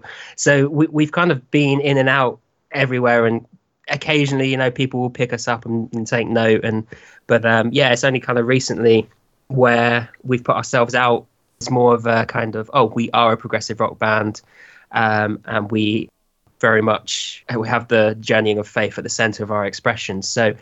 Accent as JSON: {"language": "English", "area": "Kent", "region": "South East England", "country": "United Kingdom", "said": "But I'm from like down south of the UK, Kent area, touching on London."}